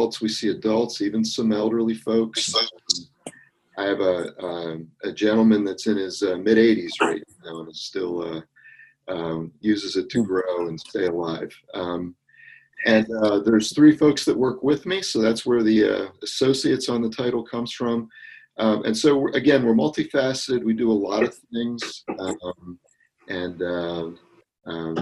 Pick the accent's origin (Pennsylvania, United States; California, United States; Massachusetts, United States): Pennsylvania, United States; Camp Hill; moved away; I'm originally from the Camp Hill area of Pennsylvania, so down in the south central part of the state